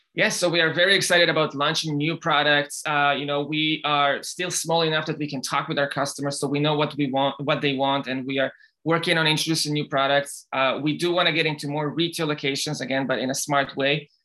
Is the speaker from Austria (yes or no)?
no; Israel; now in United States; I grew up in Israel